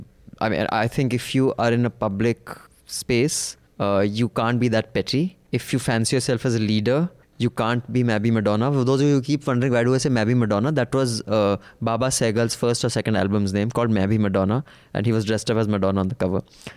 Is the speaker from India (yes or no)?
yes; Mangalore, Karnataka, India; Now reading this, you're more likely to make an assumption that I'm North Indian. My name shall reimpose the stereotype, but I'm a humble South Indian from Mangalore.